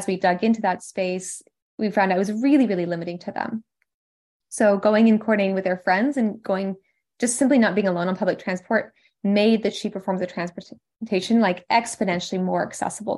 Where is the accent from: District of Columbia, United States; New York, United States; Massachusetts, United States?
District of Columbia, United States; Washington; also born or lived in MENA region; here in DC because this is where I am from. I'm American